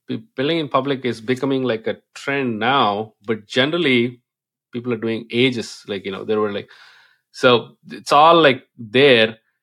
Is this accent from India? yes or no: yes; India; English is a second language; moved away; I come from India